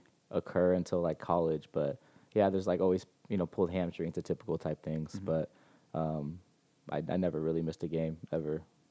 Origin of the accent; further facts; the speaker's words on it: San Diego, California, United States; moved away as an adult; now in San Francisco Bay Area, United States; I'm from San Diego, 27. Mm-hmm. Grew up around like the Spring Valley area. Went to Grossmont High School or Helix, and then Grossmont High School.